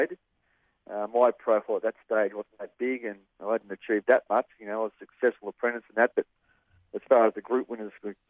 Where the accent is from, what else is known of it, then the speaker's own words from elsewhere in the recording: Parkdale, Victoria, Australia; I was originally from Parkdale